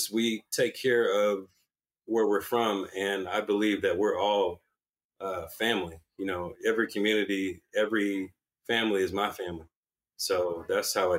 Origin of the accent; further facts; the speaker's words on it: the Promised Land, Gwinnett, Georgia, United States; moved away as an adult; also born or lived in New York; I'm from a place called the Promised Land. My family's been there since 1920